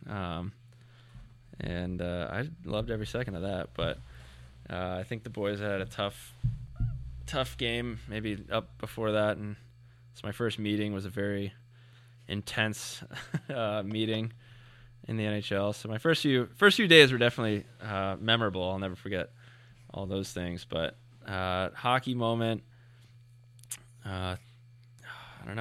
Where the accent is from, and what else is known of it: Plano, Texas, United States; born or raised there; moved away